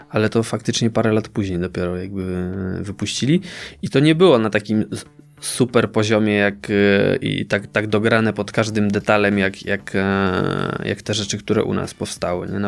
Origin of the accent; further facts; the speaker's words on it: Czechowice-Dziedzice, Silesian Voivodeship, Poland; Moje rodzinne miasto.